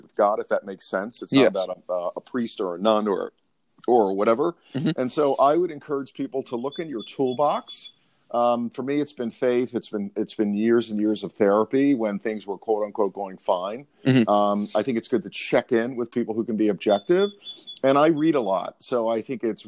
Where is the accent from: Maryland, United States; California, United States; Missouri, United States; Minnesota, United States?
Maryland, United States; Baltimore; I'm from Baltimore, Maryland. Was raised by a single mom in the inner city of Baltimore